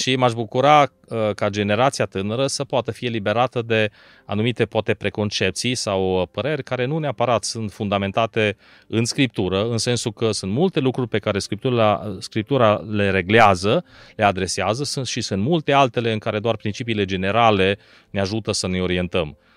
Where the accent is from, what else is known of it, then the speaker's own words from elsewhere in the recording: Arad, Arad County, Romania; also born or lived in Bucharest; din Arad m-am născut în Arad și am locuit toată viața acolo, excepție perioada de studii.